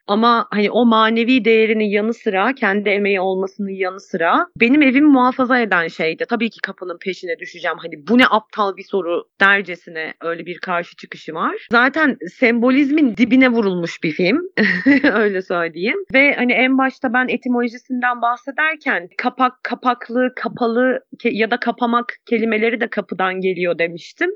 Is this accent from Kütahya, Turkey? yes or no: yes; Kütahya, Turkey; Benim memleketimde, Kütahya'da